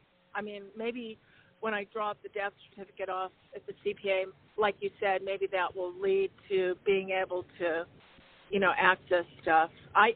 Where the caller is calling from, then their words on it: Arizona, United States; calling from Arizona.